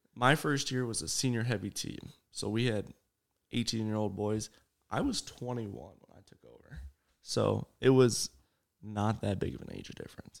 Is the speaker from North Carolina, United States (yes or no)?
no; Shellsburg, Iowa, United States; also born or lived in Vinton, Iowa; I'm actually from Shellsburg